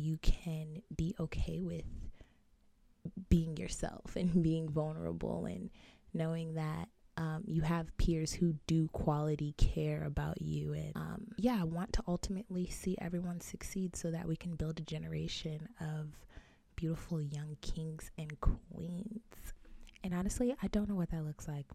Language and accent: English; Arizona, United States; I am born and raised in Arizona